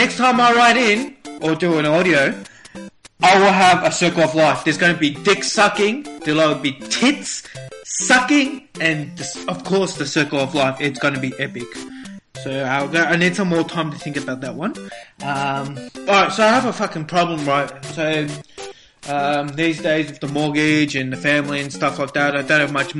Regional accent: Melbourne, Victoria, Australia; I'm from Melbourne, Australia.

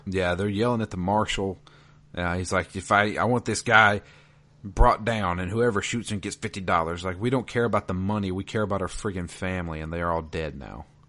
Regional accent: the South, United States; I am from the South.

